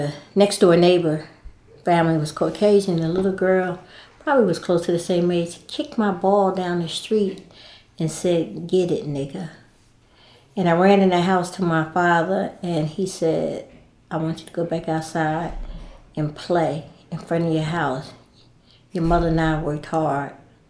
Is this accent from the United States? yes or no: yes; East Orange, New Jersey, United States; now in Durham, United States; I was born and raised in East Orange, New Jersey